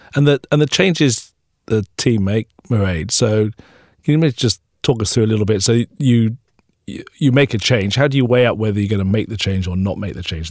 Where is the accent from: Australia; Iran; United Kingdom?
United Kingdom; South Wales; moved away; I grew up in South Wales